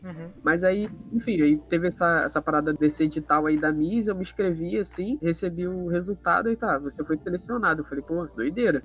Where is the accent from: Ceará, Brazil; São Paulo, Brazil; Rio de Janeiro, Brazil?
Rio de Janeiro, Brazil; eu venho do CIEP, CIEP 386 Guilherme da Silveira, que é lá de Bangu